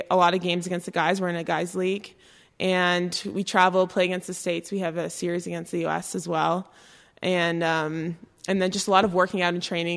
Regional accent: Sudbury, Ontario, Canada; I'm from Sudbury, Ontario. I come from a very large family. I have five siblings. We all played hockey. We all played a lot of sports growing up

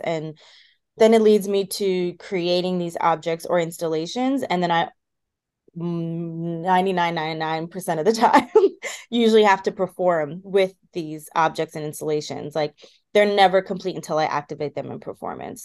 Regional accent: Washington, District of Columbia, United States; the highest population of Ethiopians and Eritreans are in the DC area. So like I also very much felt like I grew up in Addis Ababa.

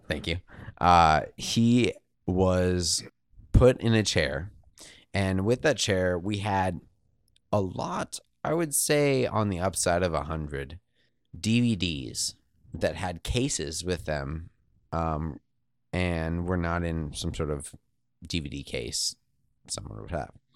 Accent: Eugene, Oregon, United States; growing up in Eugene, uh, University of Oregon

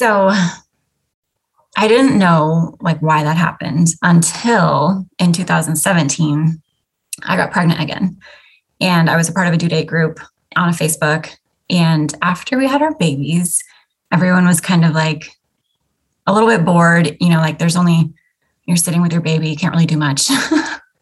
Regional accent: Alaska, United States; moved away as an adult; also born or lived in Florida; My husband and I grew up in Alaska. That's where we were born and raised

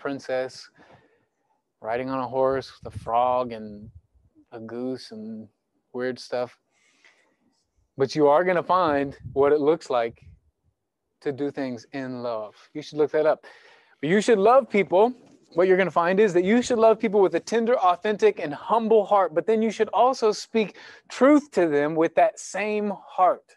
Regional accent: United States; I grew up on the Missouri River with my mom and my grandpa

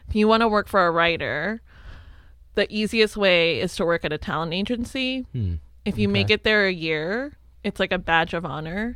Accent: Los Angeles, California, United States; moved away as an adult; also born or lived in Riverside, California; now in Cincinnati, United States; I grew up in Los Angeles, and so I'm a native there

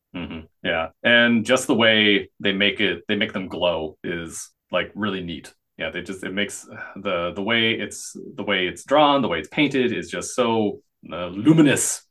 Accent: United States

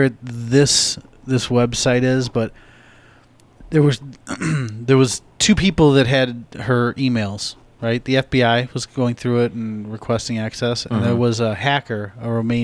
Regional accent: United States; I'm an American

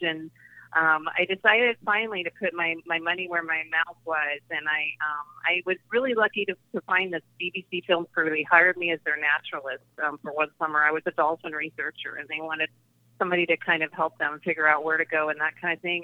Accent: Deep South, United States; I I grew up in the Deep South

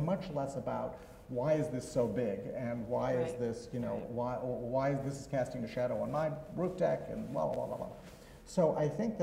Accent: Switzerland; now in United States; I'm from Switzerland originally

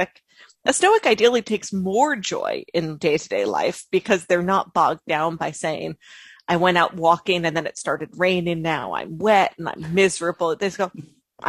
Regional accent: Long Island, New York, United States; I grew up on Long Island

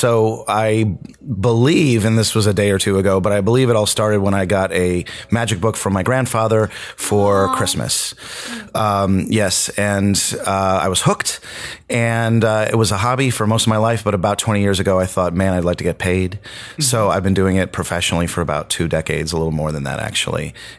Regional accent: New Milford, Connecticut, United States; also born or lived in Syracuse / North Carolina; now in Los Angeles, United States; I was born in Syracuse, New York. I grew up in New Milford, Connecticut. I spent most of my life in North Carolina, and I've been out here in L.A. for about 17 years now.

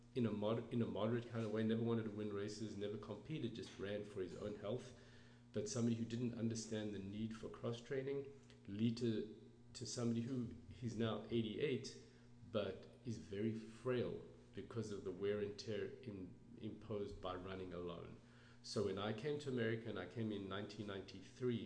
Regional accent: South Africa; moved away; I grew up in South Africa

